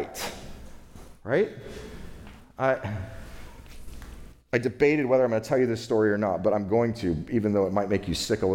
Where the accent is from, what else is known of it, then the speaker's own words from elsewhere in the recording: California, United States; I'm from California